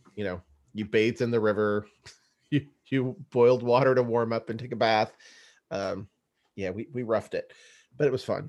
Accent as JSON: {"language": "English", "area": "East Bay, San Francisco area", "region": "California", "country": "United States", "tie": "born or raised there", "said": "we grew up in California, the, the East Bay, San Francisco area"}